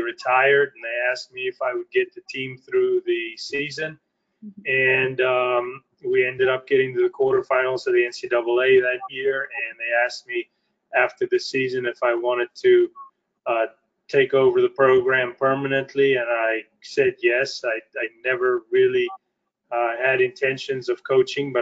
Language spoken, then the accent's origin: English; South Africa; moved away as an adult; I was born in South Africa